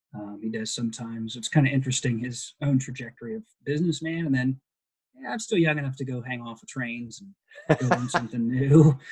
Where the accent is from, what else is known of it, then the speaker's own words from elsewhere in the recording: Pickerington, Ohio, United States; grew up in Ohio, uh, in Columbus or in Pickerington